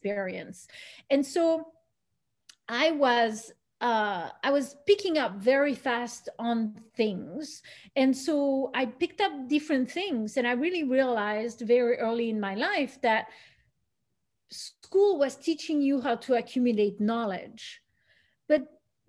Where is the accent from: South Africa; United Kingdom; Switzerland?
Switzerland; moved away as an adult; also born or lived in Belgium / United States; when I was in Switzerland or in the path that I had in Switzerland